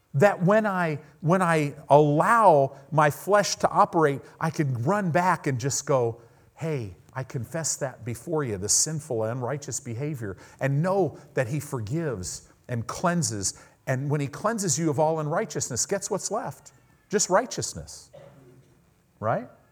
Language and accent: English; United States; we're American Christians